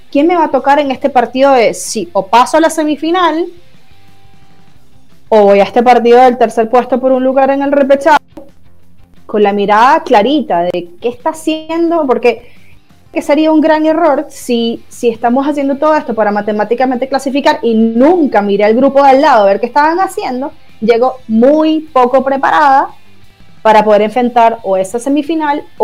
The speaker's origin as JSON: {"language": "Spanish", "country": "Venezuela"}